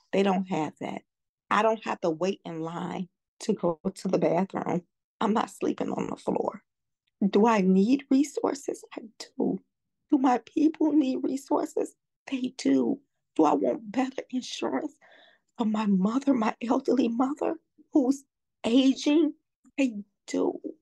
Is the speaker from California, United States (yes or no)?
no; Chicago, Illinois, United States; I was born and raised in South Shore.